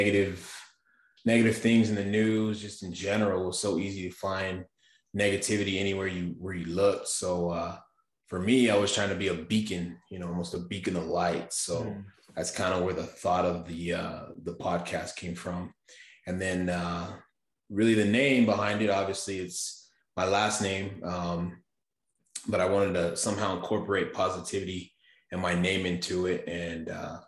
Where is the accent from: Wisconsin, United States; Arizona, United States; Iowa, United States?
Arizona, United States; Safford; also born or lived in Texas; I'm in southern Arizona in Safford